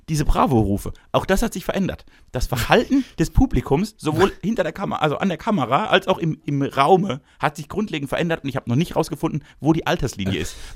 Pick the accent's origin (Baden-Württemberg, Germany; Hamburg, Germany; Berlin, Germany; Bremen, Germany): Baden-Württemberg, Germany; Ich bin nämlich ein großherziger Typ. Ich komme nämlich aus dem Großherzigtum Baden.